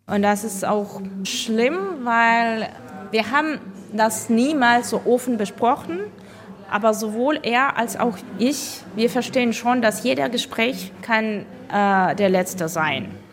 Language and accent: German; Ukraine; moved away; bei uns zu Hause